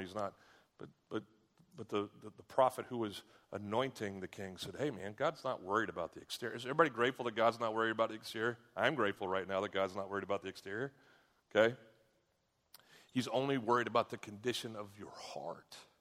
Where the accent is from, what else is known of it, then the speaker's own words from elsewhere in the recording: United States; I'm an American